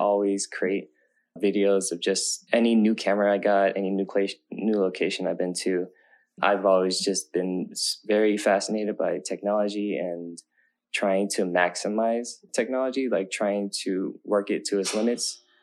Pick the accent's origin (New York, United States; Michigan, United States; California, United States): California, United States; Oakland; kids growing up in Oakland, like we don't, I didn't really grow up having much.